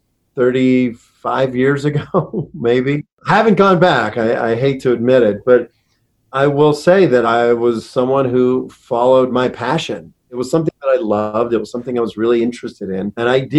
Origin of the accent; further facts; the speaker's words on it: Pittsburgh, Pennsylvania, United States; I grew up in Pittsburgh